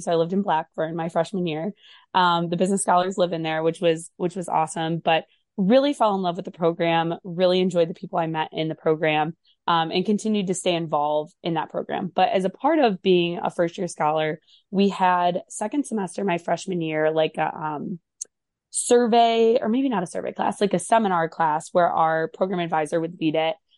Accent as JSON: {"language": "English", "region": "Michigan", "country": "United States", "also_born_or_lived": "Ohio", "moved": "as an adult", "said": "I'm from Michigan originally"}